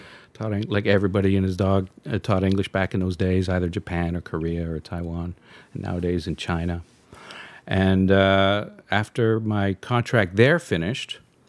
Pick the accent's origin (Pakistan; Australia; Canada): Canada; Montreal, Quebec; moved away; I was born in Canada, Montreal.